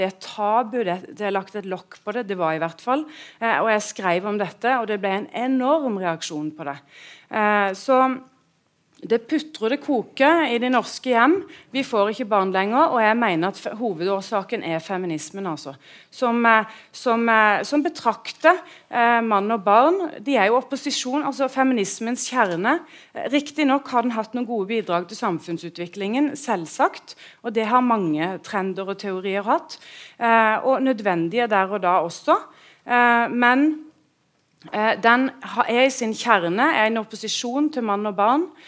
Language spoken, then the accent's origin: Norwegian; Sørlandet, Agder, Norway; jeg er en husmor fra Sørlandet.